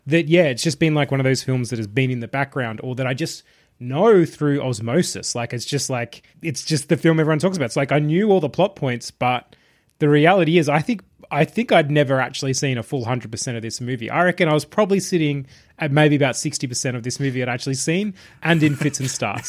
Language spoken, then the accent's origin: English; Australia; being an Australian